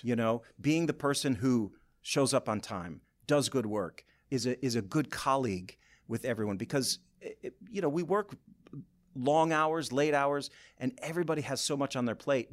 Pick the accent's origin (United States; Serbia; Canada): United States; Boyne City, Michigan; moved away as an adult; also born or lived in Lansing, Michigan / New York; I'm from Boyne City originally